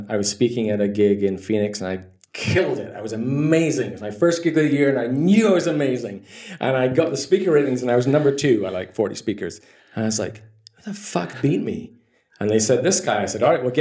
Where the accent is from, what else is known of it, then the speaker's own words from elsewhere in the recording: Scotland, United Kingdom; moved away; also born or lived in Dublin; I grew up in Scotland